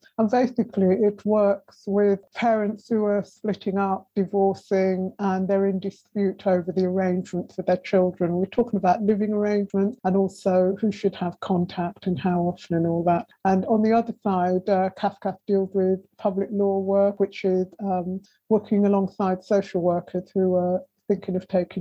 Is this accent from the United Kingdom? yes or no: yes; Wolverhampton, West Midlands, United Kingdom; moved away as an adult; also born or lived in London; now in Fleckney, United Kingdom; I was brought up in Wolverhampton, which has a pretty large Jamaican community